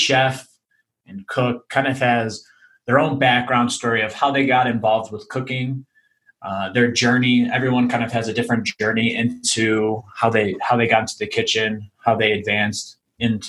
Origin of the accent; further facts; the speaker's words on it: Chicago, Illinois, United States; moved away as an adult; now in Denver, United States; I'm originally from Chicago, but moved here 2 years ago.